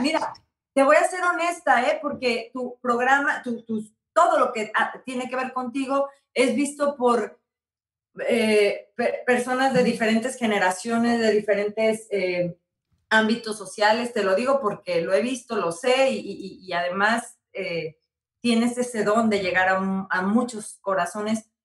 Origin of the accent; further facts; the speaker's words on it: San Luis Potosí, Mexico; mi hermoso San Luis Potosí